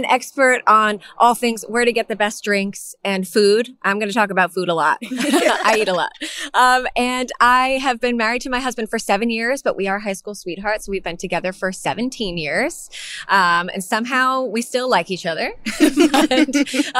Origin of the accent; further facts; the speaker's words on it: Long Island, New York, United States; I'm from Long Island